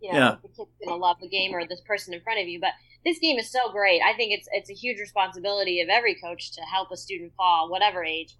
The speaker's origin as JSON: {"language": "English", "region": "Michigan", "country": "United States", "tie": "born or raised there", "said": "No, I grew up in Michigan."}